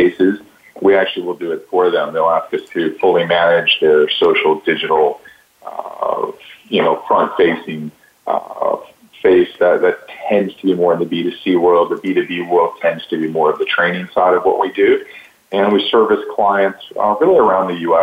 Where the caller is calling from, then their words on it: New Orleans, Louisiana, United States; I'm calling from New Orleans, Louisiana